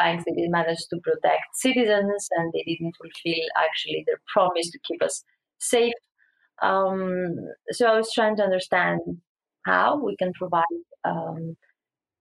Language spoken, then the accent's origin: English; Greece; we're coming like from Greece